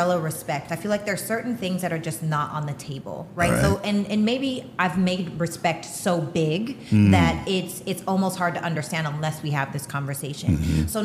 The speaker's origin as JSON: {"language": "English", "country": "Canada", "said": "I'm Canadian. The way I was raised is different"}